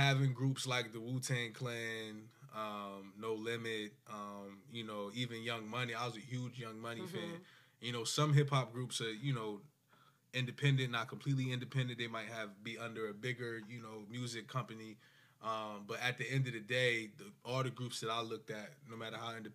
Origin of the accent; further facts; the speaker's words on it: Willingboro, New Jersey, United States; I'm from Willenboro